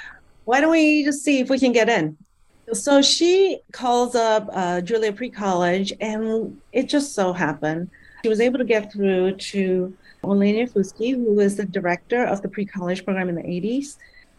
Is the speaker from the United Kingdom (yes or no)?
no; Malaysia; born there; I'm a Malaysian. I was born in Malaysia, and a Chinese Malaysian, actually.